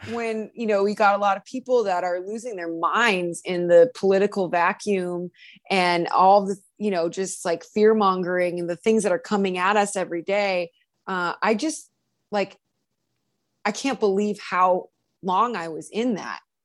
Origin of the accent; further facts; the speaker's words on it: Cleveland, Ohio, United States; I'm from Cleveland